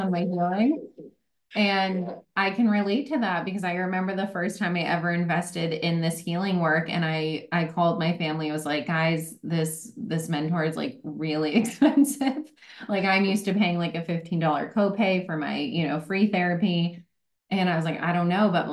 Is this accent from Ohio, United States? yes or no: no; New York, United States; moved away as an adult; now in California, United States; I'm from New York, so my whole family's there